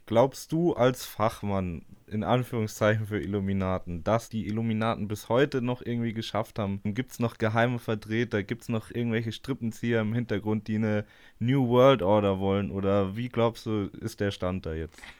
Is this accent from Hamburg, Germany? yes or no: no; Munich, Bavaria, Germany; now in Eichstätt, Germany; also ich komme zwar aus München und bin auch gebürtiger Bayer